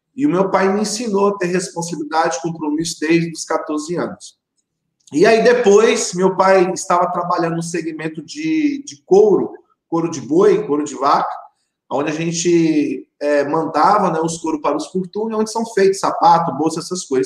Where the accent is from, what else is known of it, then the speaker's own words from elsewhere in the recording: Ariquemes, Rondônia, Brazil; eu sou daqui de Ariquemes, Rondônia, uma cidade de 120 mil pessoas, né? Interior de Rondônia, a terceira cidade maior do estado e desde pequeno, né, sempre eu vi os meus pais sendo é, empreendedor